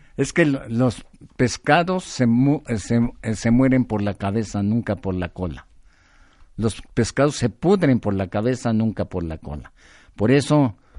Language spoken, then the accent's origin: Spanish; Mexico